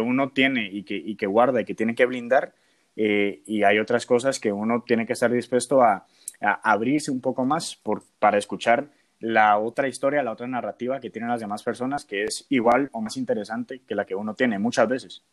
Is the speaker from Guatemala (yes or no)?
yes; Guatemala; moved away as an adult; cuando me fui de Guatemala la primera vez